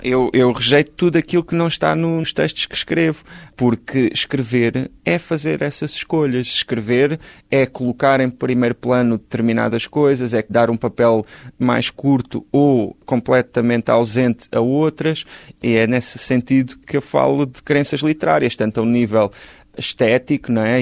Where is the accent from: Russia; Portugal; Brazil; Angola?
Portugal; Galveias, Alentejo; moved away as an adult; Eu nasci em Galveias, no Conselho de Ponte Soura, no distrito de Porto Alegre, vivi lá até aos 18 anos